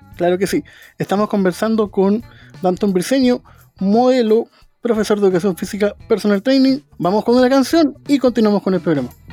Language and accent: Spanish; Chile; nosotros los chilenos y chilenas